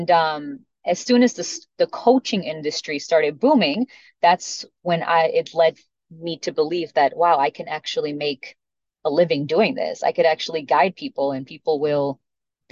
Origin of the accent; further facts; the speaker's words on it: Chicago, Illinois, United States; first language Spanish; English is a second language; I remember being born and raised in Chicago, but still never knowing English because I grew up in a Hispanic household